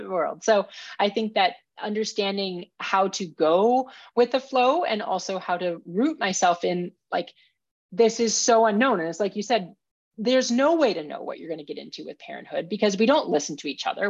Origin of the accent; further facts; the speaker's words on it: Minnesota, United States; I grew up in Minnesota